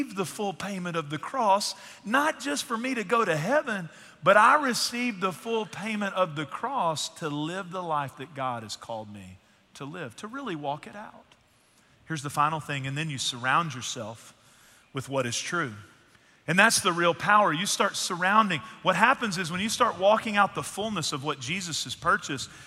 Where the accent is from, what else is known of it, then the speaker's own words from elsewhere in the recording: East Texas, United States; I'm from East Texas